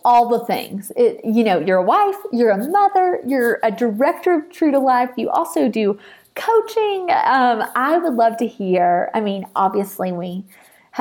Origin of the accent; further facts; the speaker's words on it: Nashville, Tennessee, United States; I'm from Nashville